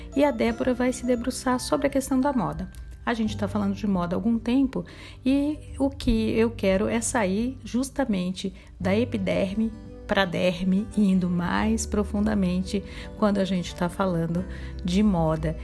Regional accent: Brazil; nós, brasileiros

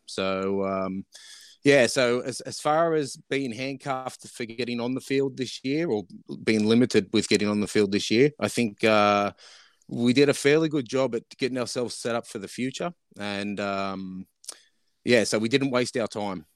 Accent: Australia; moved away as an adult; now in British Columbia, Canada; growing up in Australia, obviously, the game was on offer for me

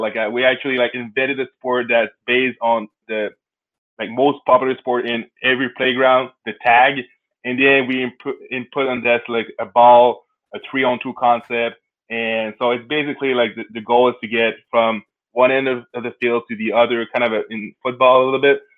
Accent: Canada; I'm Canadian, so when I was younger, I was playing hockey

